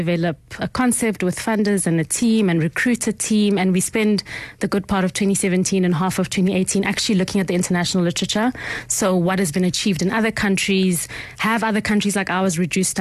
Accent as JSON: {"language": "English", "town": "Midrand", "region": "Gauteng", "country": "South Africa", "tie": "born or raised there", "also_born_or_lived": "Mamelodi / Soshanguve", "said": "I was born in Mamelodi. I didn't live there very long. We lived in Soshanguve, then we moved to Midrand. And I would say most of my sort of upbringing happened in kind of the Midrand, sort of between Johannesburg and Pretoria."}